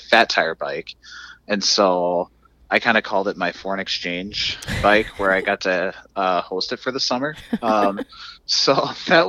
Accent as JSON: {"language": "English", "town": "Forest City", "region": "Iowa", "country": "United States", "tie": "born or raised there", "moved": "yes", "lives_now": "Wisconsin, United States", "said": "Pilot Knob State Park, which is by my hometown in Forest City"}